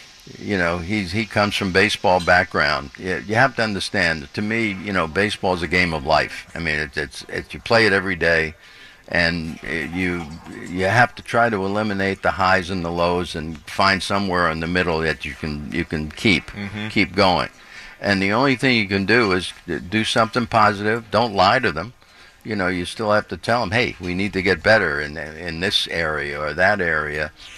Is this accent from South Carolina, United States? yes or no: no; Brooklyn, New York, United States; But, you know, I grew up in New York when they had three teams here.